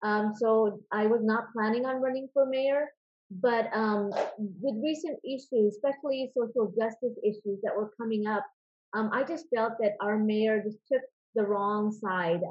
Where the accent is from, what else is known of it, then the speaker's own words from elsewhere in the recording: San Francisco Bay Area, California, United States; moved away as an adult; also born or lived in Davis, California; now in Irvine, United States; I grew up in the San Francisco Bay Area